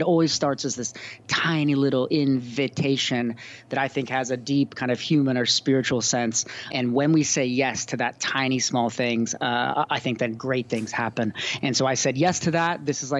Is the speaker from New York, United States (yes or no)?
no; California, United States; moved away as an adult; also born or lived in Belfast, Northern Ireland / Cape Town, South Africa; I'm the author of a new book called Made for These Times. Bit of my story, I grew up in California, went to college down in Santa Barbara